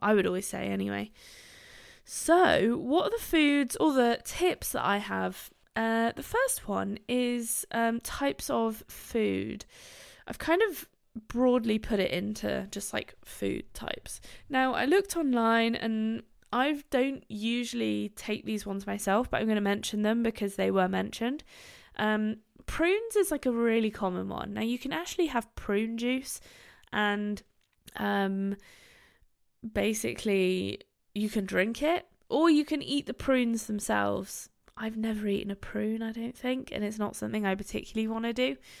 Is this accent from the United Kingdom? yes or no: yes; Gloucestershire, South West England, United Kingdom; also born or lived in Bristol; I live in Bristol. I'm from Gloucestershire, where Bristol is